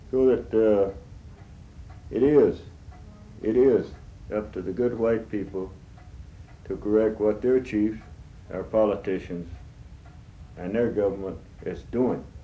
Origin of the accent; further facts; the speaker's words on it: United States; that is, I'm an Indian.